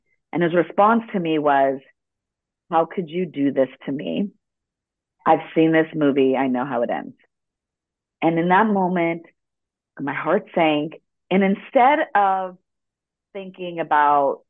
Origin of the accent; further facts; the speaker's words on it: Los Angeles, California, United States; first language Spanish; English is a second language; I was born in Los Angeles, and Spanish was my first language